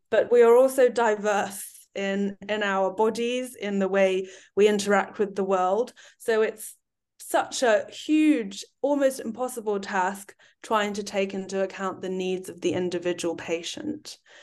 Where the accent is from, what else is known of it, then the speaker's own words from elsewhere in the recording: United Kingdom; also born or lived in China; having lived and worked both in the U K and China and being British Chinese